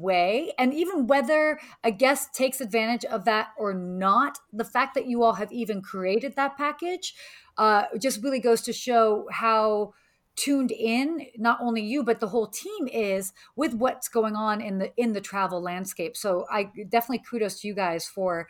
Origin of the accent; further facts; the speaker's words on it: United States; also born or lived in Maryland; I grew up right in Washington, D.C. and Maryland